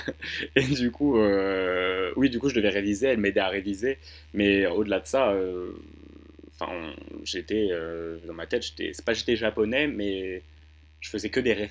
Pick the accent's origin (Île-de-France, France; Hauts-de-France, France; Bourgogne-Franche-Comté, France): Île-de-France, France; Hauts-de-Seine, likely Asnières-sur-Seine; Dans 92, euh, bah, là où j'ai grandi, quoi.